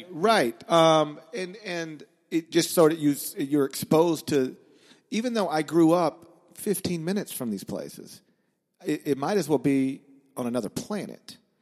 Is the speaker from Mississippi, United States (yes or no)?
yes; Horn Lake, Mississippi, United States; also born or lived in Memphis, Tennessee; I grew up in Memphis